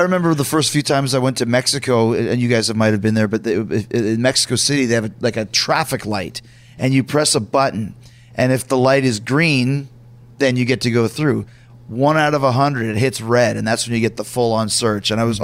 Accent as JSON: {"language": "English", "town": "Winnipeg", "region": "Manitoba", "country": "Canada", "tie": "born or raised there", "also_born_or_lived": "United States", "said": "I'm from Winnipeg as well"}